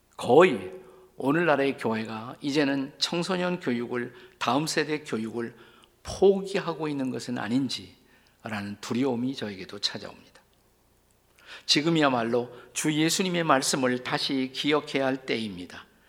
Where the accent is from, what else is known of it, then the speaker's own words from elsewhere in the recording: South Korea; 우리는 모두 작은 나라에서 태어나 자라난 사람들입니다